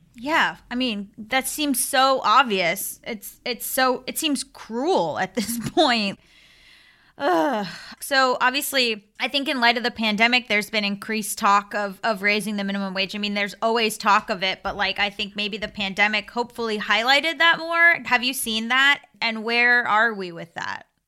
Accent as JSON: {"language": "English", "region": "Florida", "country": "United States", "said": "I'm from Florida"}